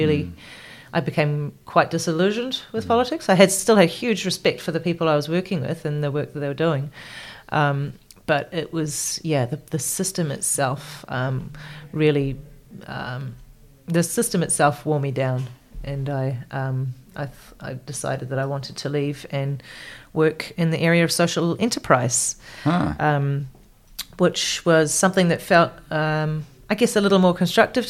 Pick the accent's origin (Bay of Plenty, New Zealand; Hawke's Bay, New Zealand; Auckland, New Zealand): Bay of Plenty, New Zealand; Rotorua; moved away as an adult; also born or lived in Whakatane, New Zealand; now in Canada; I grew up in Rotorua, so it's very close by.